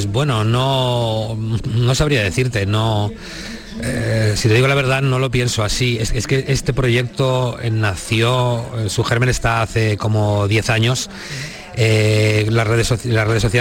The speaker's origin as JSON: {"language": "Spanish", "town": "Molina de Aragón", "region": "Castilla-La Mancha", "country": "Spain", "tie": "born there", "said": "mi corazón puesto en la tierra donde nací, en Molina de Aragón, eh, en el Alto Tajo"}